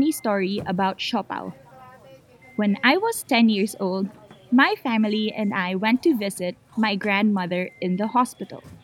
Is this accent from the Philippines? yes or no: yes; Manila, Metro Manila, Philippines; English is a second language; Hey, I'm …, and I'm from the Philippines. I grew up in Manila.